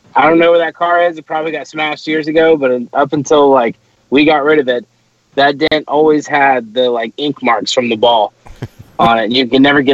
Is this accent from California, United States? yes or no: no; Portsmouth, Ohio, United States; shout out to my hometown of Portsmouth, Ohio.